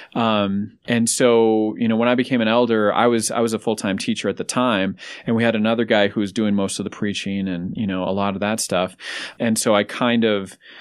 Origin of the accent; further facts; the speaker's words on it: Denver, Colorado, United States; I grew up here in Denver, so my family's here as well.